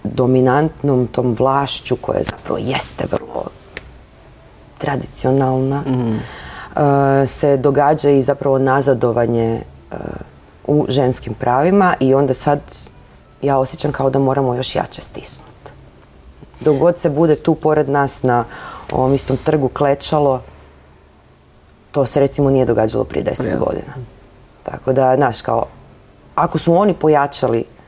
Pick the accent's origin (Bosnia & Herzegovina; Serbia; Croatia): Croatia; Zagreb, City of Zagreb; to je moj rodni grad